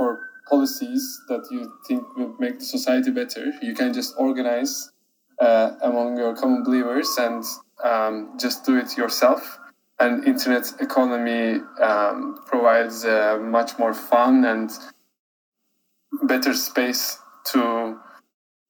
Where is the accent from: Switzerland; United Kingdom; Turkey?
Turkey; moved away as an adult; now in New York, United States; I'm originally from Turkey, now studying in a university in New York.